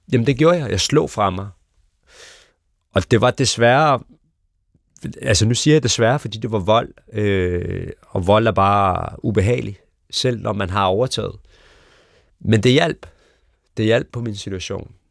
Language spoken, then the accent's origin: Danish; Copenhagen Western Suburbs, Capital Region of Denmark, Denmark; born or raised there